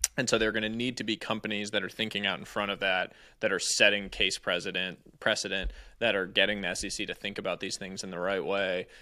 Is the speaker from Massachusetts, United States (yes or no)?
yes; Cambridge, Massachusetts, United States; moved away as an adult; also born or lived in California; I grew up just outside Cambridge